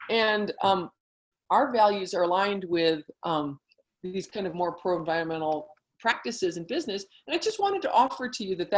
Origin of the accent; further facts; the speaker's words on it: United States; as American women